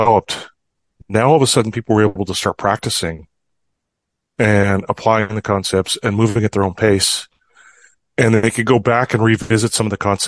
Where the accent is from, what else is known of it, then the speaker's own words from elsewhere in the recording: Fort St. John, British Columbia, Canada; I grew up in Fort St. John